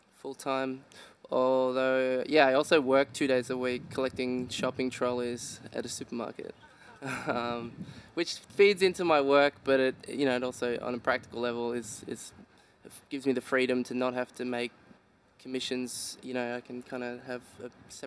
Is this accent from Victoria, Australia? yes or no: yes; Dandenong Ranges, Victoria, Australia; I grew up in the Dandenong Ranges in Victoria.